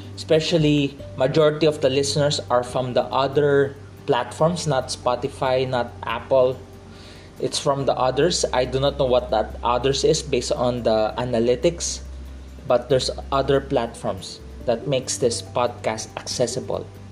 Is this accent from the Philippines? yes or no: yes; Philippines; I'm from the Philippines. I'm a Filipino. I'm from the Philippines.